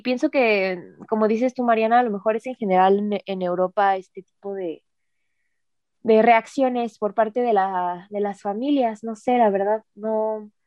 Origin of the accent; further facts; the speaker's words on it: Mexico; moved away; esa parte de mi cultura, o sea, de, México